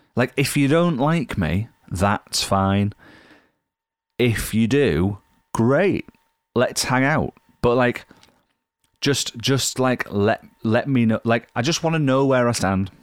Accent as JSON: {"language": "English", "region": "Yorkshire and the Humber", "country": "United Kingdom", "said": "I'm from Yorkshire"}